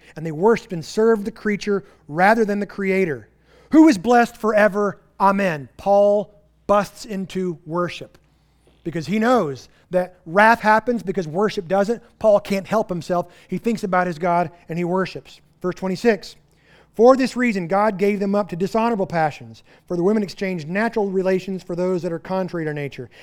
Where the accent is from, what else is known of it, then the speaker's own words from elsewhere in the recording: Texas Panhandle, United States; moved away; I'm from the Texas Panhandle where we don't have vegetation.